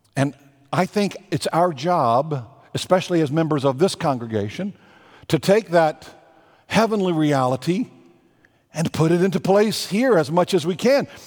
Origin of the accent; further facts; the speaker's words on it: Texas, United States; moved away; I am a Southerner. When you go home to Virginia, I go back and visit Texas